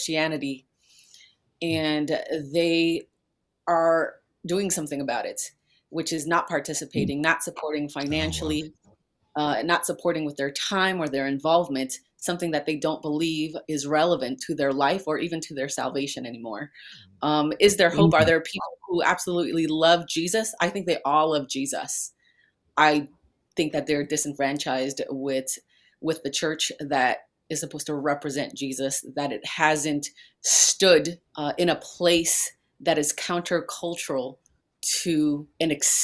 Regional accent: New York City, New York, United States; now in Lincoln, United States; I was raised in New York City. I'm from Queens.

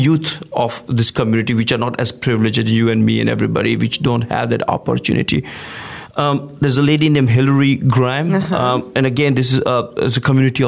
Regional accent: India; now in League City, United States; I'm originally from India, come from a small town village mentality

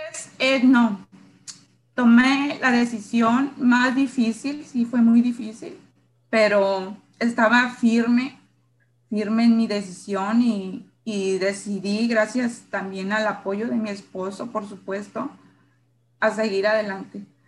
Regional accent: San Luis Río Colorado, Sonora, Mexico; Yo soy de San Luis Río, Colorado, Sonora

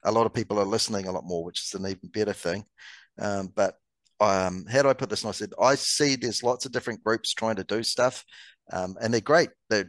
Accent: Canada; For me, and you're going to laugh at this as a Canadian, I come home because the hockey games are on at the most ridiculous times here

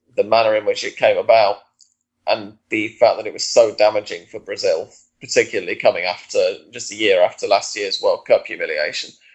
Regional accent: England, United Kingdom; as an Englishman

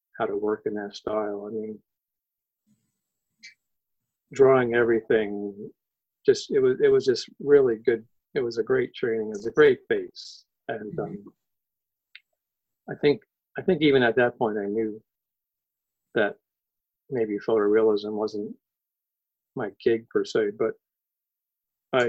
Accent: Connecticut, United States; I was born in Connecticut, so I was raised in New England, and I'm definitely a New England person

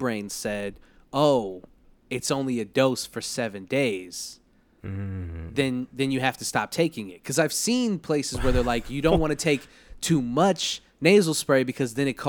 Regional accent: Liverpool, North West England, United Kingdom; I'm from Liverpool.

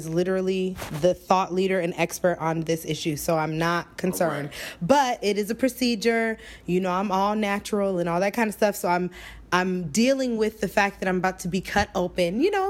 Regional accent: Florida, United States; moved away; I'm from Florida, baby.

